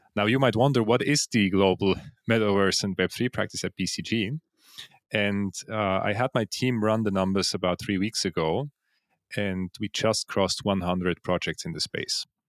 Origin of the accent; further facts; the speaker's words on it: Switzerland; moved away as an adult; also born or lived in Zug, Switzerland; now in Vienna, Austria; So I was born in Switzerland. Uh, I was actually born in the crypto valley of Zug, yeah.